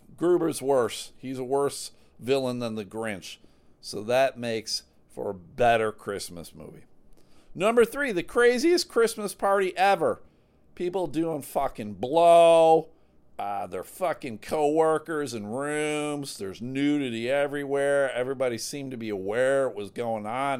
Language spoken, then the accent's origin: English; Michigan, United States; I'm from Michigan